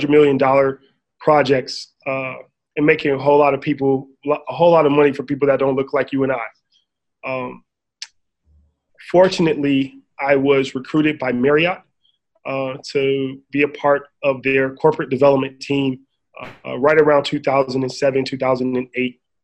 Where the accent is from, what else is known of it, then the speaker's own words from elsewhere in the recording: Inglewood, California, United States; I grew up in Inglewood, California, diehard Laker fan, down the street from the LA Forum, born in 1980